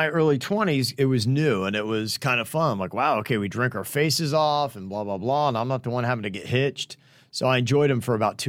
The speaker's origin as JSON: {"language": "English", "region": "New Jersey", "country": "United States", "said": "We're all from New Jersey, and they're all the typical loud, outgoing Italian Guido type."}